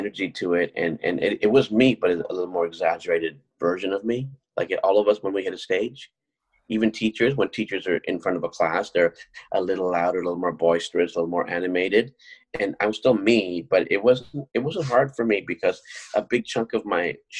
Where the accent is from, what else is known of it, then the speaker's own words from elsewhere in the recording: Canada; also born or lived in South India; I'm a South Indian man who grew up here